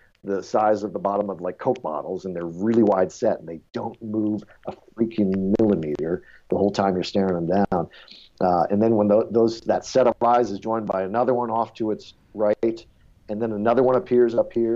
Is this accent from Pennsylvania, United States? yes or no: no; Detroit, Michigan, United States; We're all from Detroit